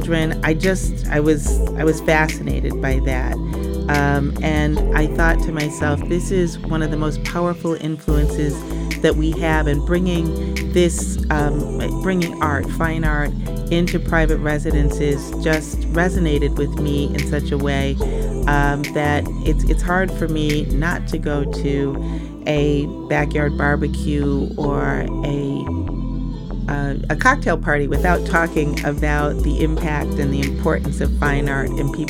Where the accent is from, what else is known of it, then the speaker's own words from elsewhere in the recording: Williamsville, New York, United States; I'm from Williamsville, New York, which is a suburb just outside of Buffalo